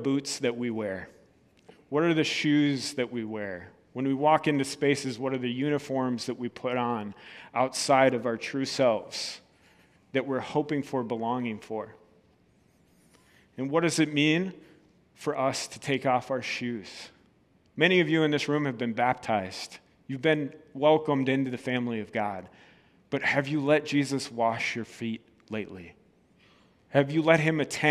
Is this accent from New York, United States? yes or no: no; Red Wing, Minnesota, United States; moved away; also born or lived in Wisconsin; I was born in Red Wing